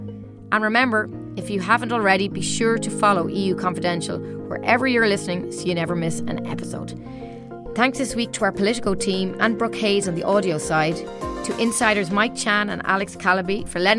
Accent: Ireland; I'm from Ireland myself

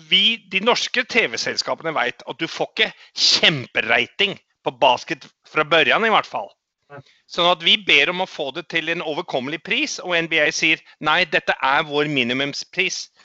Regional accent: New Zealand; also born or lived in Australia; now in Norway; hadde, jeg hadde en opplevelse da vi flytta i min barndom fra Australia til New Zealand. Da var jeg mm. litt bedrøvet og lei meg for at jeg ikke kunne spille Aussie Rules lenger.

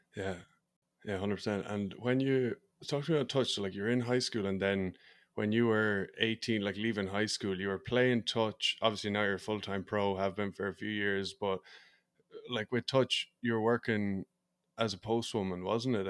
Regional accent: Ireland; I'm from Ireland

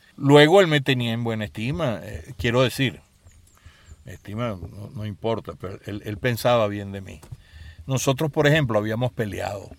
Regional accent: Caracas, Capital District, Venezuela; mi infancia estuvo muy marcada por un extraordinario colegio que era el Colegio Los Caobos

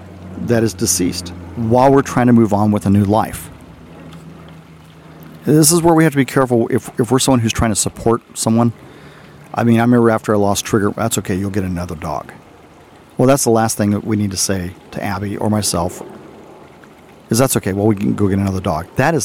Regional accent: Arizona, United States; also born or lived in Texas; When I was a kid growing up in Arizona, my aunt and uncle found a koi dog.

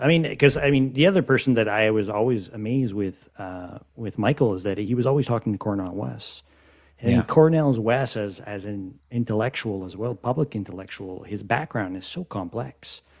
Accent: Canada; But I mean, as North Americans, I mean, I'm Canadian.

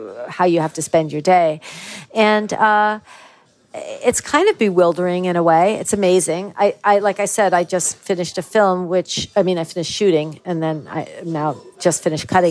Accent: United States; moved away as an adult; also born or lived in Ireland; now in Wicklow, Ireland; I'll always really be an American

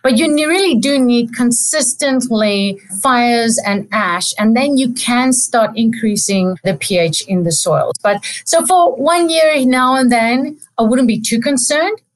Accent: South Africa; moved away as an adult; also born or lived in Stellenbosch, South Africa / Adelaide, Australia; now in Davis, United States; I'm South African

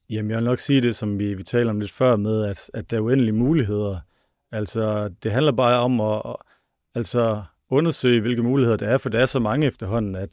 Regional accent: North Denmark Region, Denmark; accent: North Jutland dialect; ja, det kan I godt høre på min flot dialekt.

